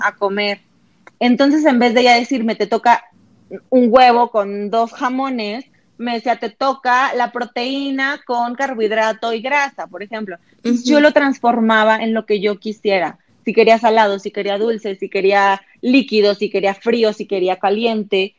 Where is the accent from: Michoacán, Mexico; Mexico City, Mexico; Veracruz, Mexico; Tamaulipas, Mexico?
Tamaulipas, Mexico; Ciudad Victoria; moved away as an adult; also born or lived in Monterrey; yo no soy de Monterrey, yo vengo de Ciudad Victoria, entonces me voy a Monterrey a estudiar la universidad